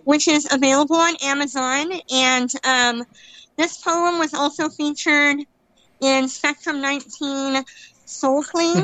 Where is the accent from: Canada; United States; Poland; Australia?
United States; California; I'm from California.